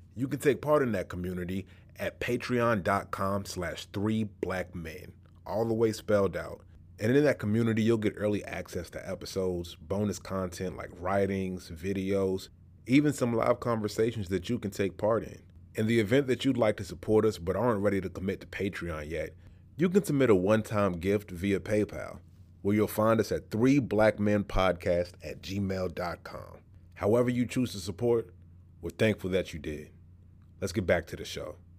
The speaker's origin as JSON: {"language": "English", "town": "Richmond", "region": "Virginia", "country": "United States", "tie": "born or raised there", "said": "growing up in Richmond, Virginia, the capital of the Confederacy"}